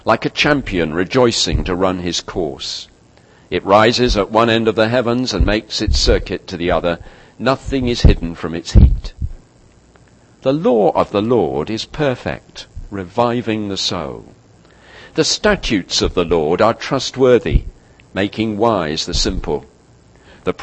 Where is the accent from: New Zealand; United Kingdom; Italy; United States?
United Kingdom; as a Brit